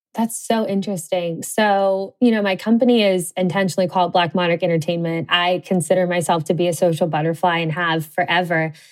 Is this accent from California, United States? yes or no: no; Cincinnati, Ohio, United States; I grew up in the Midwest in Cincinnati, Ohio